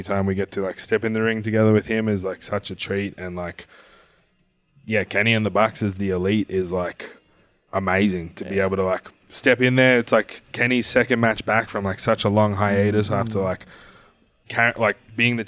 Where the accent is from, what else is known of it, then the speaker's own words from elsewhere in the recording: Australia; moved away as an adult; also born or lived in United Kingdom; now in Fort Lauderdale, United States; as an Australian youth growing up